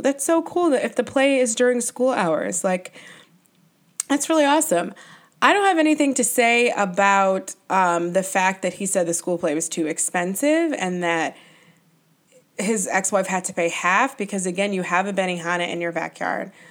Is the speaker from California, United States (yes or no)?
no; New York, United States; As a New Yorker